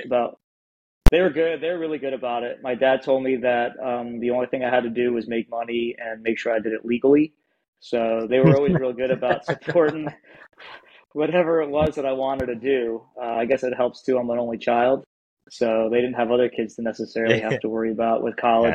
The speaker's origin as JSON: {"language": "English", "region": "New York", "country": "United States", "tie": "born or raised there", "moved": "as an adult", "lives_now": "Manchester, New Hampshire, United States", "said": "where I grew up in New York, there were only a couple career departments around there. City Kingston, City Poughkeepsie, City Newburgh"}